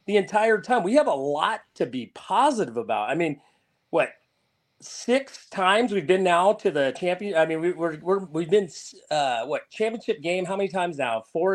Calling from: Petaluma, California, United States; Petaluma, California.

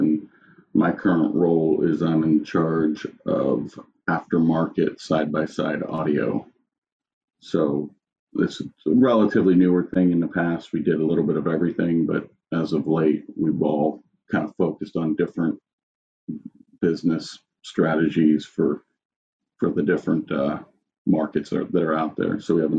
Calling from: Tempe, Arizona, United States; I'm calling in from Tempe, Arizona, our headquarters.

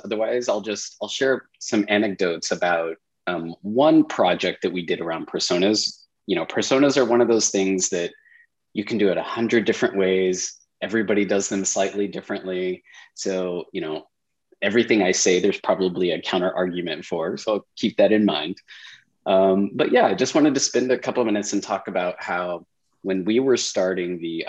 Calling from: San Diego, California, United States; I'm in San Diego, California this morning.

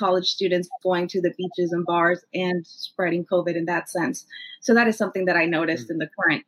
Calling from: Newark, Delaware, United States; I'm calling in from Newark, Delaware.

